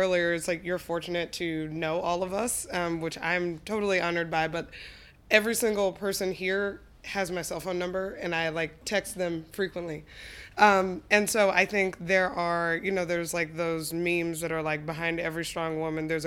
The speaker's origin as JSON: {"language": "English", "region": "Colorado", "country": "United States", "tie": "born or raised there", "also_born_or_lived": "Arkansas", "said": "I grew up primarily in Colorado, but my parents are from Arkansas. They're Southerners. I was born there"}